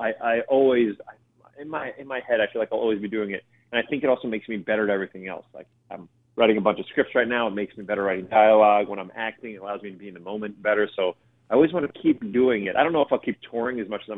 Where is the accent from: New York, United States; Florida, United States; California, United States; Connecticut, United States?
New York, United States; New York City; We grew up in the North Bronx